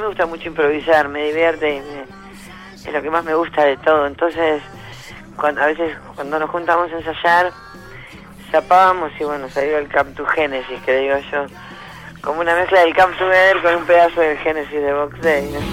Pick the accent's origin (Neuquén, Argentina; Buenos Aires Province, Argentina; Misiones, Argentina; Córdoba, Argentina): Buenos Aires Province, Argentina; Ramos Mejía; Ramos Mejía, donde soy yo, de Buenos Aires